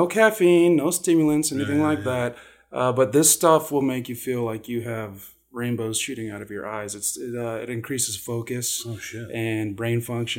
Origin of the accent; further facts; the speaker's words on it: Reno, Nevada, United States; Yeah, well, I'm from Reno